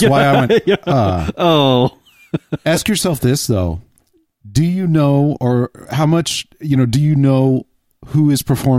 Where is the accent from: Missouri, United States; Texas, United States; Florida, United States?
Texas, United States; because I'm from Texas.